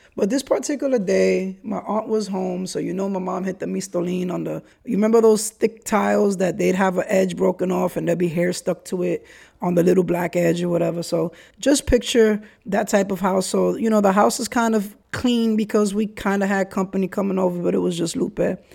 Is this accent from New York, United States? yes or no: yes; New York City, New York, United States; also born or lived in Brooklyn / Kingsbridge, the Bronx; Highbridge Chronicles in an area of the Bronx that I grew up